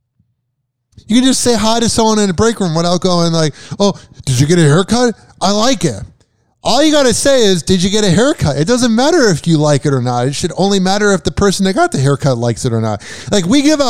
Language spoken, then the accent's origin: English; United States